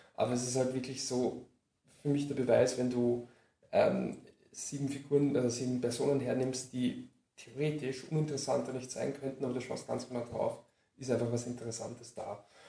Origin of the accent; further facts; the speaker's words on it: Lower Austria, Austria; ich komme aus Niederösterreich